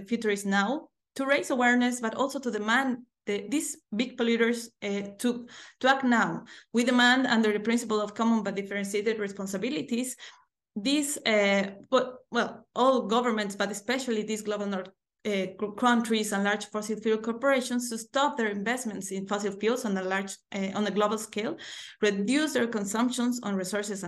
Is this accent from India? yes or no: no; Bolivia; I'm from Bolivia in South America.